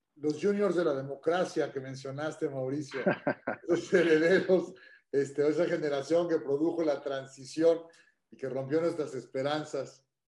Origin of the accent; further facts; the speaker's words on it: Mexico; como mexicano